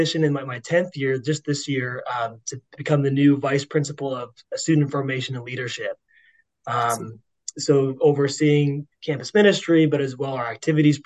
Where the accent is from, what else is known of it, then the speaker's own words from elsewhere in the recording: Littleton, Colorado, United States; moved away; I grew up in Littleton, Colorado